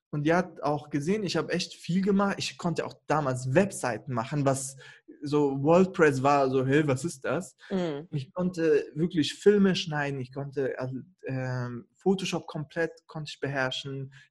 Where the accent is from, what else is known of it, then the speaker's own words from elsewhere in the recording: Kurdistan Region, Iraq; Nee, ehrlich, also ich komme ja aus dem Irak, aus dem Norden, also da, mhm. wo die Kurden leben.